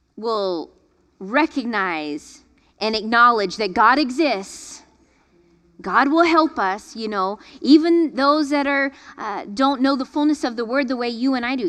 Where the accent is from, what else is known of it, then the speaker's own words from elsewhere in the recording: Florida, United States; growing up in Florida